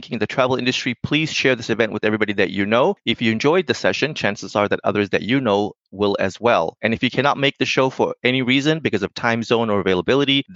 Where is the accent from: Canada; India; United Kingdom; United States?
United States; I'm American